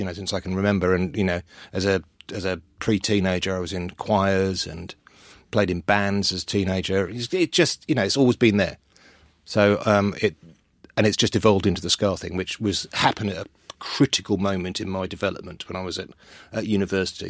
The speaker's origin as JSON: {"language": "English", "region": "London", "country": "United Kingdom", "tie": "born or raised there", "also_born_or_lived": "Wales", "said": "I grew up in North London"}